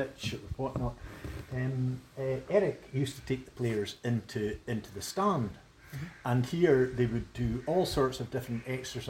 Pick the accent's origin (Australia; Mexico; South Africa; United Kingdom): United Kingdom; Forfar, Scotland; having been brought up in Shanghai, just over the wall there.